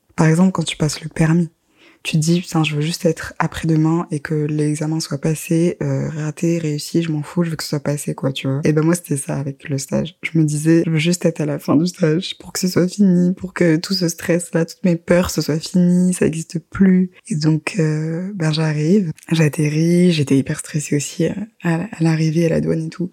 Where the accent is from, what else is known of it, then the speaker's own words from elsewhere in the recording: Guadeloupe; je suis guadeloupéenne